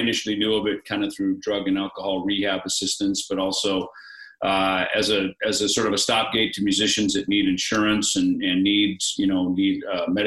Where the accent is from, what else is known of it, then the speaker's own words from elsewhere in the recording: Jackson, Minnesota, United States; my little town in Jackson, Minnesota, where I grew up